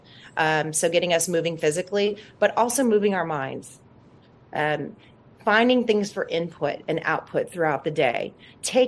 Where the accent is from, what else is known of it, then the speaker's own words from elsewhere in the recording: New Orleans, Louisiana, United States; moved away as an adult; now in California, United States; I'm from New Orleans originally